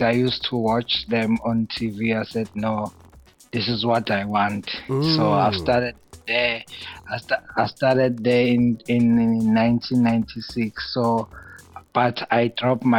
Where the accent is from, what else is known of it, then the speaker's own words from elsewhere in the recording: Pinetown, KwaZulu-Natal, South Africa; also born or lived in Durban; I was born in Pinetown, KZN